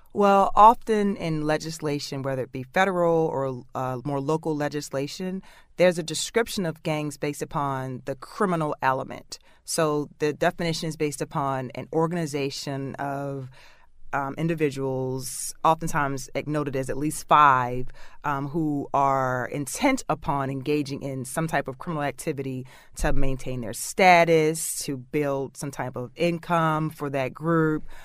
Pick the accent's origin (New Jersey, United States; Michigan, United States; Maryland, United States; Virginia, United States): Maryland, United States; Baltimore; Growing up in Baltimore City